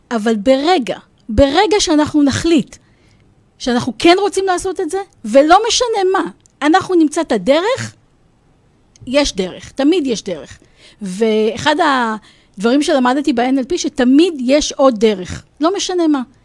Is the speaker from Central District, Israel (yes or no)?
yes; Rosh HaAyin, Central District, Israel; אני אמנם גדלתי בראש העין